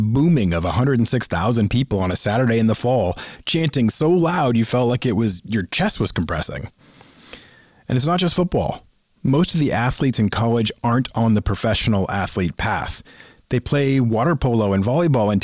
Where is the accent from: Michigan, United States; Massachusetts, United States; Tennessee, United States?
Massachusetts, United States; Boston; growing up in the Boston area